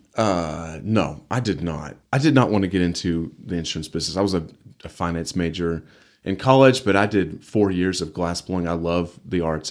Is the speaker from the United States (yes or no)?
yes; Amarillo, Texas, United States; also born or lived in Canyon, Texas / Dallas, Texas; I was born in Amarillo. lived here really for the most, majority of my life